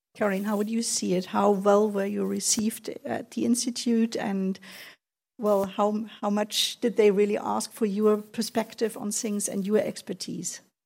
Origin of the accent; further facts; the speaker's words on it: Kiel, Schleswig-Holstein, Germany; I'm almost Danish. I was born in Kiel.